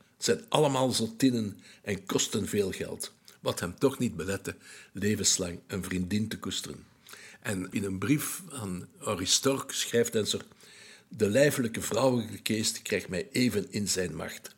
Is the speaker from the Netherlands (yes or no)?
no; Belgium; I'm a Belgian eh, journalist